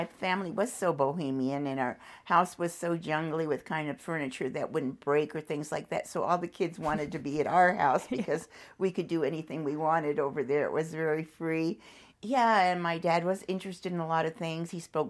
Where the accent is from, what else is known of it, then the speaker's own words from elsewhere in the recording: California, United States; We grew up relatively easy in Southern California back then.